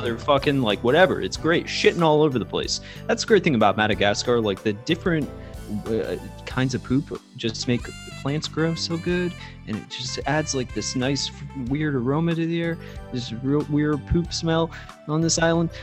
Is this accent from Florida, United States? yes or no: yes; Florida, United States; we're both from Florida, which is, you know, not too far from that region or whatever